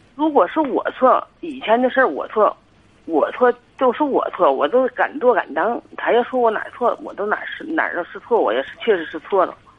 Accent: Tangshan, Hebei, China; 我是唐山的

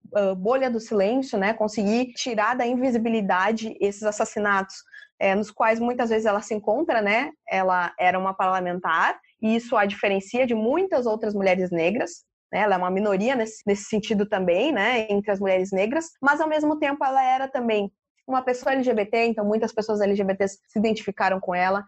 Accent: Porto Alegre, Rio Grande do Sul, Brazil; Eu sempre coloco o meu lugar de fala como uma porto-alegrense

